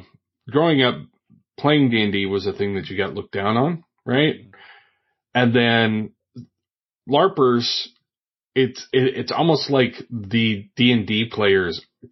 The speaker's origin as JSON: {"language": "English", "town": "Oak Ridge", "region": "Tennessee", "country": "United States", "tie": "born or raised there", "said": "I am originally from the Tennessee Valley. I grew up around Oak Ridge, Tennessee, but I moved around a lot too."}